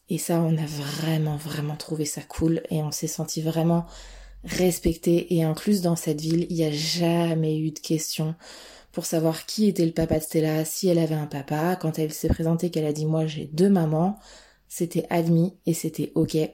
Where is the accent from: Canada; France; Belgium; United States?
France; Vanves, Île-de-France; now in Chartres, France; On vient de, on vient de Vanves, en région parisienne, à côté de Paris.